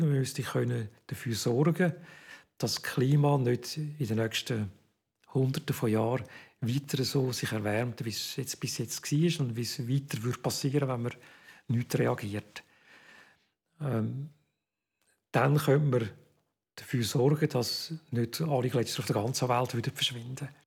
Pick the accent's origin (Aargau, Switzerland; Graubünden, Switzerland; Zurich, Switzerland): Zurich, Switzerland; moved away as an adult; also born or lived in Bern; Ich bin äh, in Zürich aufgewachsen.